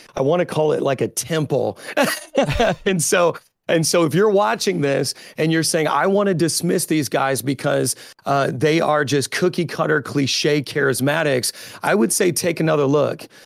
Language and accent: English; Indiana, United States; also born or lived in Chicago, United States; now in New York, United States; I'm originally from Indiana, so I'm fifty percent, uh, hillbilly and fifty percent city slicker